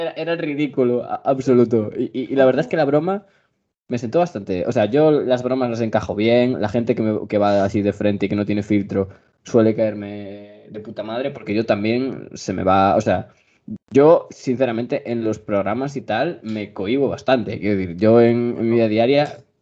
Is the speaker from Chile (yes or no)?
no; Spain; mi país tenemos calzado solo para casa